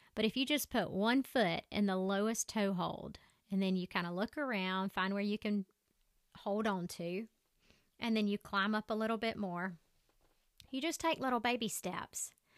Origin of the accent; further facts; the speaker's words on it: Southern, United States; accent: crazy Southern; My accent is so crazy Southern